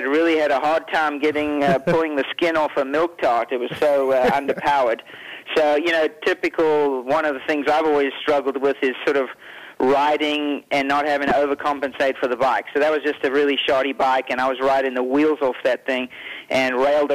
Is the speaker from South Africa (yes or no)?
yes; South Africa; moved away; also born or lived in Europe; I come from South Africa